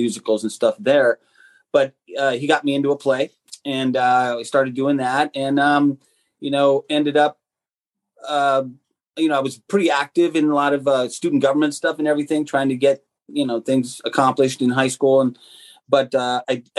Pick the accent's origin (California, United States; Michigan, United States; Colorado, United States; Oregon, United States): Colorado, United States; Colorado Springs; also born or lived in Tucson, Arizona; My dad was in the military, so we moved to his final station in Colorado Springs, Colorado, and that's where I grew up.